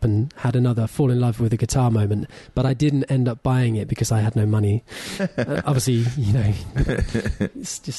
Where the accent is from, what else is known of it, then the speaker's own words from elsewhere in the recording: Oxfordshire, South East England, United Kingdom; moved away as an adult; now in London, United Kingdom; I'm from the countryside in Oxfordshire.